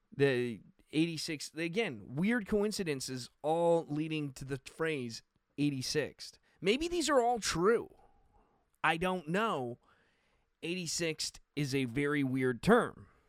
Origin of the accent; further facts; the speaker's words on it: Canada; being a Canadian